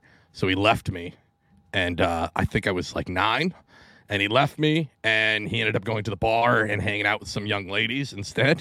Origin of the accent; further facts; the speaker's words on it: Pacific Northwest, United States; I grew up in the Pacific Northwest